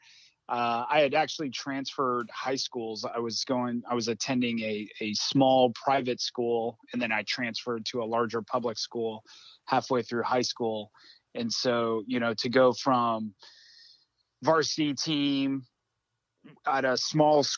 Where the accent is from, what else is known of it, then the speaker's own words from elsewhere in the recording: Southern California, United States; growing up in Southern California, going to the ocean